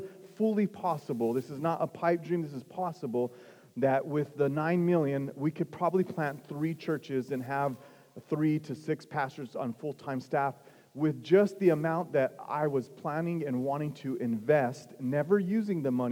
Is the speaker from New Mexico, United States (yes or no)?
yes; northern New Mexico, United States; moved away; 37 years, lived in the same place